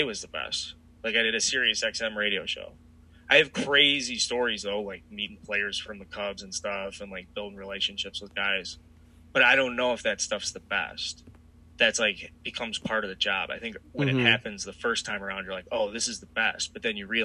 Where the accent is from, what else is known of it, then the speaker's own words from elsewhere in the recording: Chicago, Illinois, United States; growing up on the South Side, like, I went to a ton of Sox games